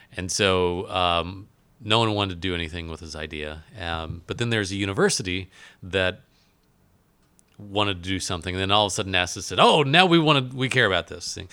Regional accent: Alaska, United States; I was born in Alaska

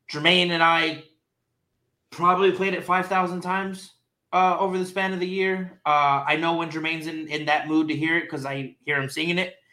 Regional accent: Texas, United States; Bitch, I'm from Texas.

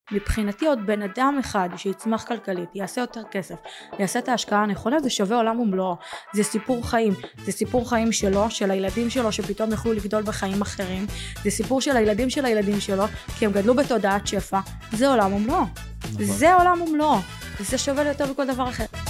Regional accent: Kiryat Gat, Southern District, Israel; moved away; also born or lived in Modi'in; אני מקריית גת במקור

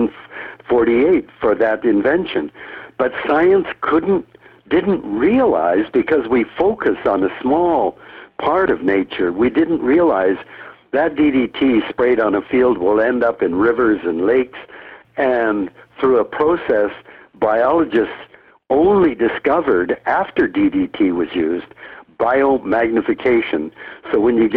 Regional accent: Canada; also born or lived in United States; I, a third generation Canadian, when World War II started, was immediately deprived of all rights of citizenship. And, you know, my parents were born and raised in Canada

